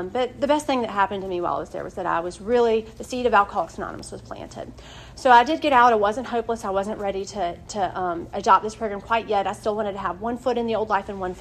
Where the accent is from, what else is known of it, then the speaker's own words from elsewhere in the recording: Wilson, North Carolina, United States; I'm from Wilson, North Carolina. I'm from a great family. I didn't grow up seeing alcohol in my home